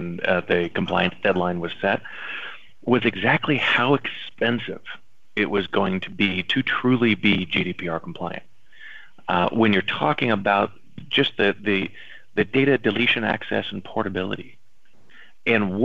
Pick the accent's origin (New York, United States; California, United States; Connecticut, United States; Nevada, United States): California, United States; Los Angeles; I'm born and raised in Los Angeles